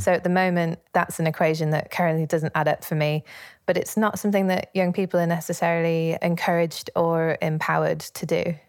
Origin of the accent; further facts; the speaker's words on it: Leeds, Yorkshire and the Humber, United Kingdom; I grew up in Leeds, in Yorkshire, in the north of England